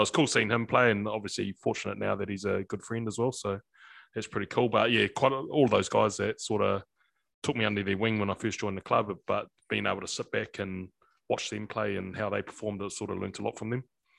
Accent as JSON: {"language": "English", "town": "Whanganui", "region": "Manawatū-Whanganui", "country": "New Zealand", "tie": "born or raised there", "moved": "as an adult", "said": "I grew up in Whanganui"}